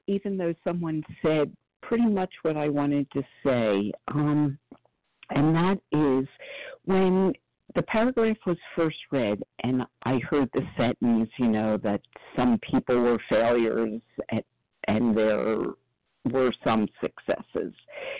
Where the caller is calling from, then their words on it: Philadelphia, Pennsylvania, United States; from outside of Philadelphia, where I just looked out the window, and it's currently flaring for the first time.